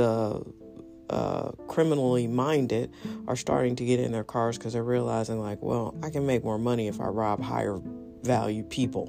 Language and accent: English; St. Louis, Missouri, United States; I'm from St. Louis. I live here